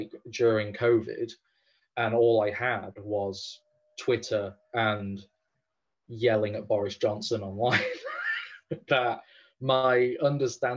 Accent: England, United Kingdom; as an Englishman that doesn't speak Irish

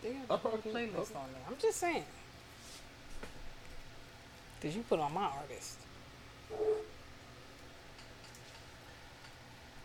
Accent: New York City, New York, United States; also born or lived in Queens; I'm from New York

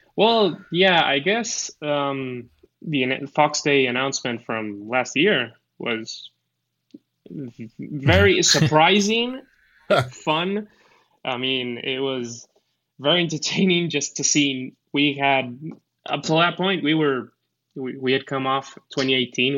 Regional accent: Argentina; English is a second language; also born or lived in United States; I'm I'm from Argentina. So I I lived a bit in the U.S., so I have a bit better accent

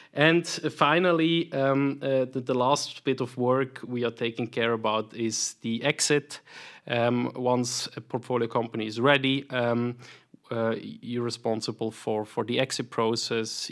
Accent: Solothurn, Switzerland; accent: Swiss; also born or lived in Zurich / St. Gallen / United States; as you hear from my accent, I'm, I'm, I'm Swiss, born and raised here in the canton of Solothurn

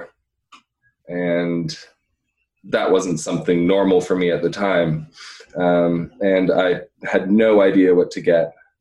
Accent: Hamilton, Ontario, Canada; also born or lived in Dundas, Ontario / Waterdown, Ontario / China; now in Burlington, Canada; I was born in Hamilton

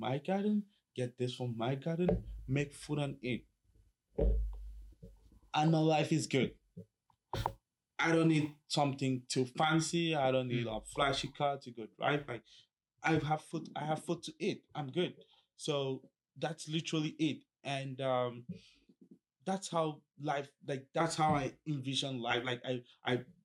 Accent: Cameroon; now in Kingston, Canada; So I grew up in the French part, because my dad, my parents are both teachers

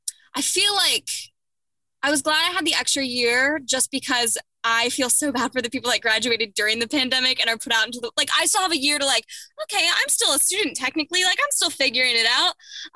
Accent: Upper Arlington, Ohio, United States; I did. Yes. Upper Arlington, Columbus, Ohio.

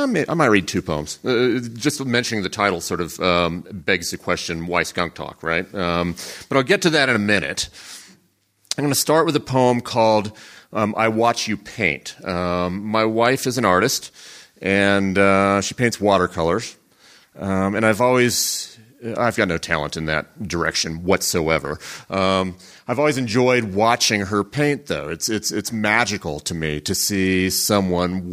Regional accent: Central Valley of California, United States; I grew up in the Central Valley of California and still live there

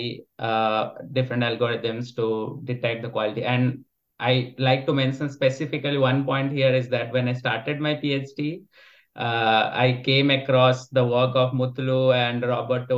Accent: India; moved away as an adult; also born or lived in Netherlands; now in Germany; I'm basically from India, and I spent my undergrad in India, and then I came to the Netherlands to do my master's

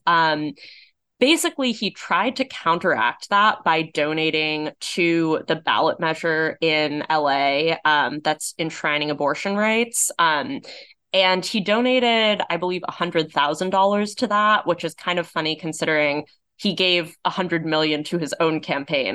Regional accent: Los Angeles, California, United States; Los Angeles, my hometown

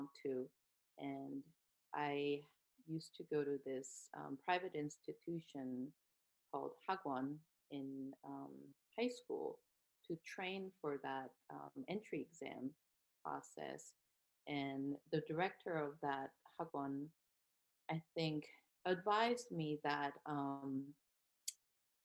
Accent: South Korea; moved away as an adult; now in United States; I'm from South Korea, and I did my undergraduate degree in Korea and then moved to US

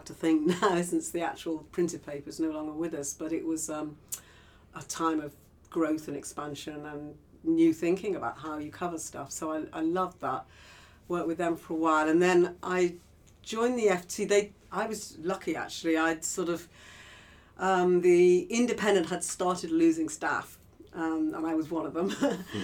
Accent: Liverpool, North West England, United Kingdom; I grew up in Liverpool

